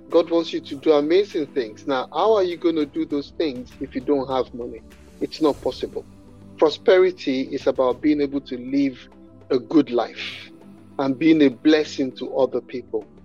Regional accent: Nigeria; you know, I'm Nigerian and my, my parents are Nigerians

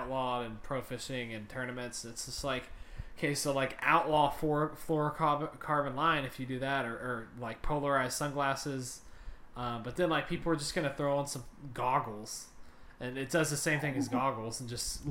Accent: Texas, United States; we're from Texas

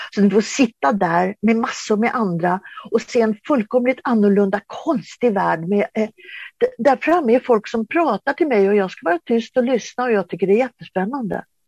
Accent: Sweden; född och uppvuxen i Sverige

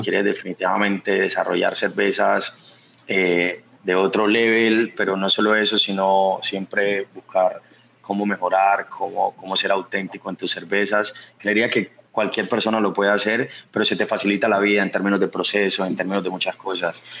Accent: Planeta Rica, Córdoba, Colombia; now in Medellín, Colombia; yo no nací en Medellín, yo nací en un pueblo que se llama Planeta Rica, Córdoba.

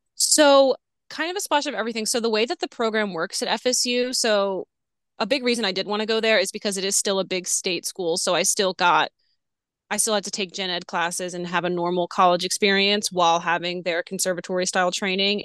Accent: New Orleans, Louisiana, United States; moved away as an adult; also born or lived in Florida; I'm from New Orleans. Um, grew up there

